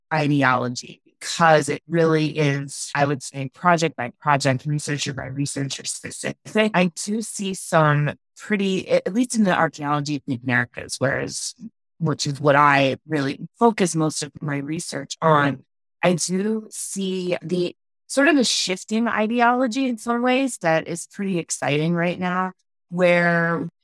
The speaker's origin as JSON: {"language": "English", "town": "Philadelphia", "region": "Pennsylvania", "country": "United States", "tie": "born or raised there", "moved": "yes", "lives_now": "Denver, United States", "said": "I grew up in Philadelphia"}